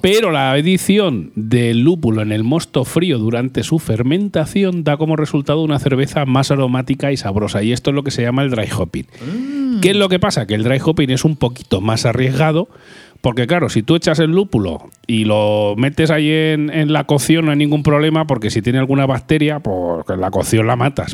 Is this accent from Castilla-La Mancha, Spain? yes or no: yes; Albacete, Castilla-La Mancha, Spain; yo soy un poco de Albacete